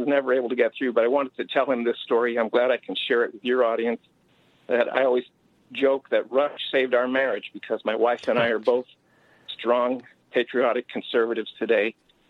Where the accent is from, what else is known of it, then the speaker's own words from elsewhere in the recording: Lehigh Valley, Pennsylvania, United States; moved away; also born or lived in California; I grew up in Pennsylvania, Lehigh Valley, singing patriotic songs in public school.